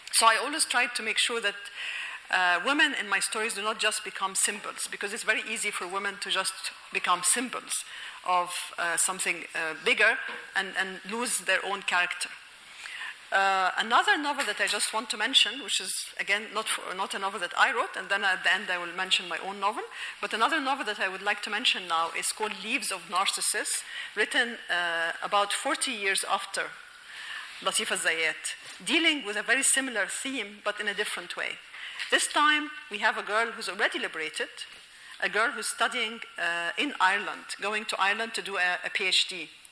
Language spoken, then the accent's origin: English; Alexandria, Alexandria Governorate, Egypt; moved away as an adult; I am originally from Alexandria